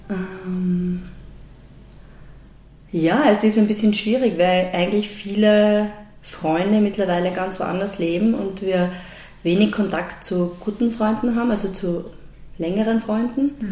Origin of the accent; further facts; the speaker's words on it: Graz, Styria, Austria; also born or lived in Leoben; ich bin eigentlich ursprünglich aus Leoben ähm, und meine Eltern sind dann aber schon recht früh nach Graz ähm, gezogen und bin in Graz aufgewachsen und habe hab dort die Schule besucht und studiert